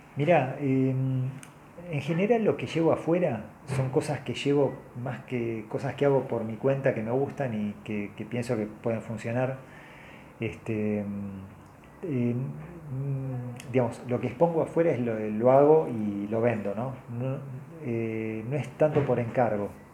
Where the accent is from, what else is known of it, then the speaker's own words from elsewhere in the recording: Argentina; soy argentino